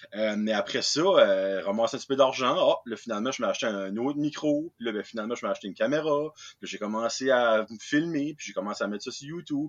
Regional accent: New Brunswick, Canada; accent: Acadian; Je viens du Nouveau-Brunswick, je suis un, un Acadien

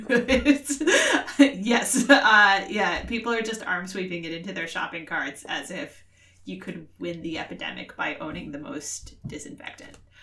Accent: Worcester, Massachusetts, United States; my hometown of Worcester.

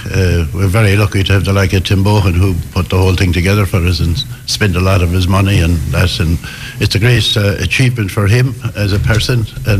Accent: Moycullen, Connacht, Ireland; It's great to be from Mycullen, or I'm from Cantor Ballinu, one of the Gaeltacht areas left in the parish.

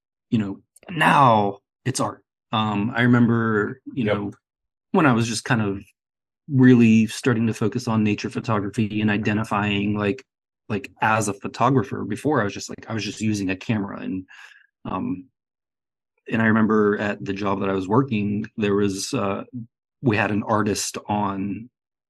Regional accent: Pennsylvania, United States; moved away as an adult; now in Portland, United States; I grew up in Pennsylvania, which is on the East Coast of the United States

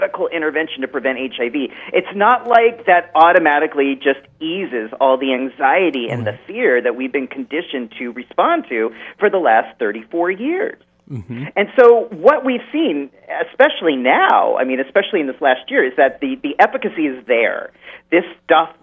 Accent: West Coast, United States; now in New York, United States; I'm from the West Coast

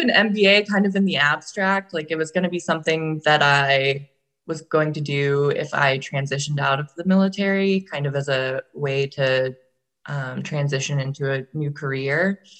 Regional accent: Virginia, United States; I'm from Virginia. Well, I'm technically from Virginia. I was an Army brat, so I lived in a lot of places growing up, but we spent most of our time in Virginia.

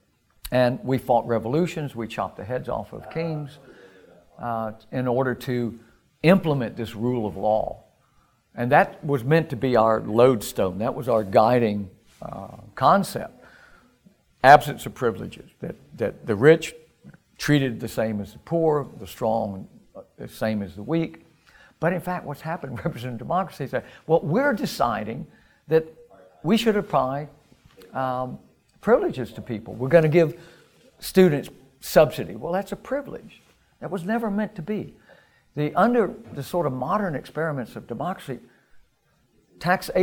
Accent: United States; I was raised in America in the immediate post-war era, in the 1950s in the United States

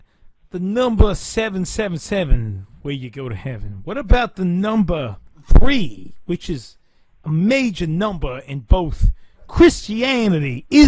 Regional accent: Louisiana, United States; now in Long Island, United States; I'm actually from Louisiana, but I moved to Long Island to pursue my career.

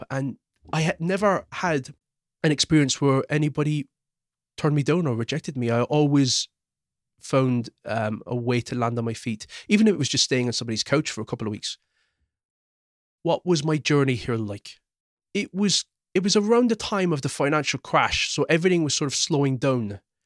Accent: Cork, Munster, Ireland; moved away as an adult; also born or lived in Croydon, England / Caterham, Surrey, England / Los Angeles; now in London, United Kingdom; I grew up in Cork City, just off Shandon

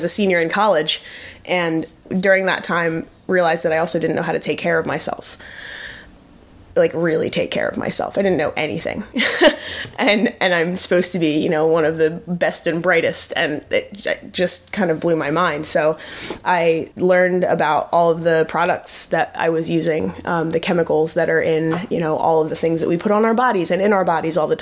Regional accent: New Jersey, United States; I grew up in South Jersey

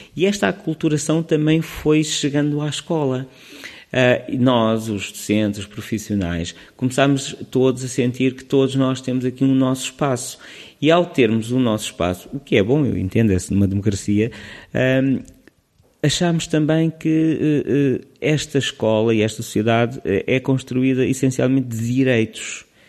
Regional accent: Lisbon, Portugal; also born or lived in Leiria / Sweden; eu sou de Lisboa

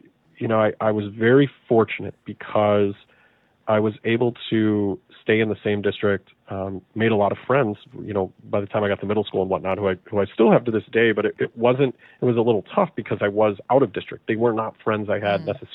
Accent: Chicago, Illinois, United States; So I'm from Chicago. I'm from the suburbs of Chicago, so a very, very large metro area.

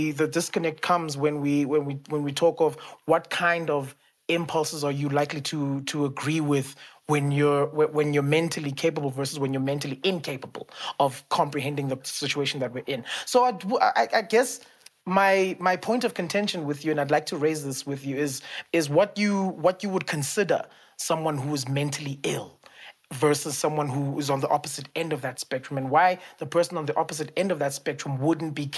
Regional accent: South Africa; us as a South African society

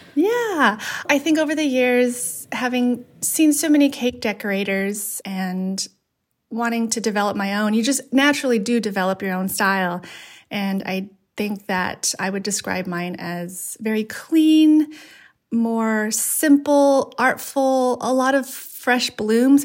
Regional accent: Los Angeles, California, United States; growing up in Los Angeles in a part, uh, Latino community and part Asian community

